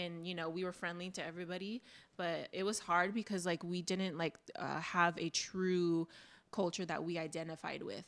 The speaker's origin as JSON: {"language": "English", "town": "Oxnard", "region": "California", "country": "United States", "said": "I go Oxnard"}